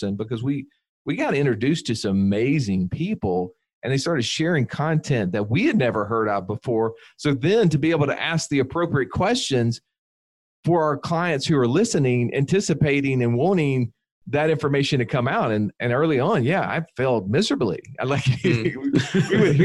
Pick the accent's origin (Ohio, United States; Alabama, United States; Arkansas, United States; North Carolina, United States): Alabama, United States; We're slow rednecks from Alabama